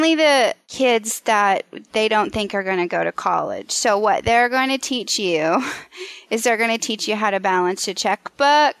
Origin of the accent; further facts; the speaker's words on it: Western Kansas, United States; I was raised in Western Kansas in a small town